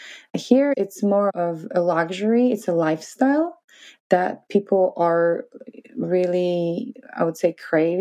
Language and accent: English; Poland; moved away as an adult; also born or lived in New York City, United States; So Poland is a little bit different than America. We are not that open and we're coming from Catholic